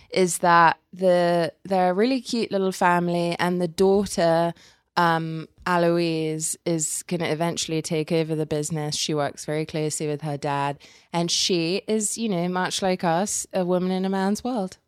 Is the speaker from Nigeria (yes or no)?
no; England, United Kingdom; now in United States; I'm English